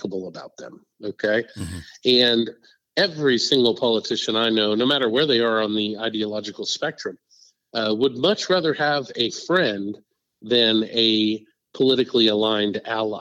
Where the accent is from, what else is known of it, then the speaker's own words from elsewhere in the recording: Parker County, Texas, United States; in my hometown in Parker County